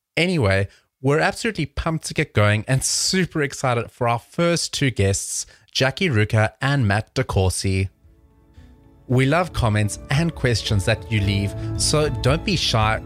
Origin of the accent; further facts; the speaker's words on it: South Africa; moved away; I'm originally from South Africa.